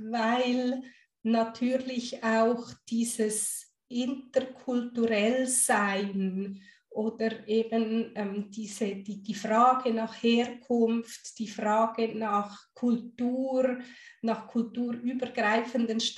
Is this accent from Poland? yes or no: no; Guatemala; born there; Ich habe ja italienische Wurzeln, ich habe deutsche Wurzeln, ich bin in Guatemala geboren.